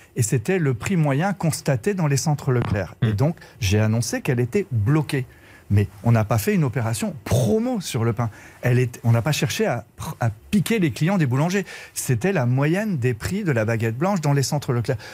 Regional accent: Brittany, France; Je suis breton

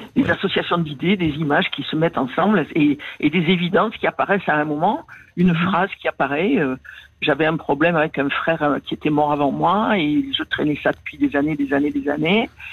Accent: Marseille, Provence-Alpes-Côte d'Azur, France; born or raised there; accent: Marseille; moved away; also born or lived in Paris

